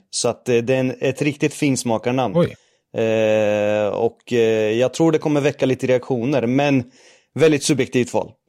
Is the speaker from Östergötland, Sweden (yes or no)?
yes; Norrköping, Östergötland, Sweden; Eh, man brukar säga att man hör på min dialekt att jag är från Norrköping